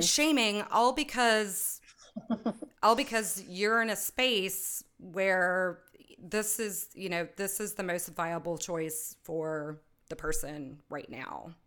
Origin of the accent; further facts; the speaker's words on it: United States; I'm an American. I live in the United States.